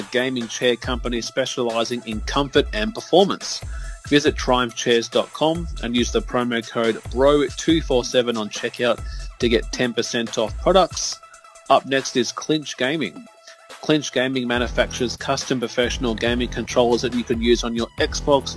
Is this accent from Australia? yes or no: yes; Australia; I'm an Aussie